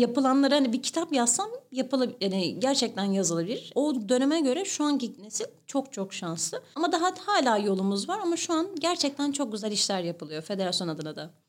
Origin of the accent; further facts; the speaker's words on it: İzmir, Turkey; Doğma büyüme Karşıyaka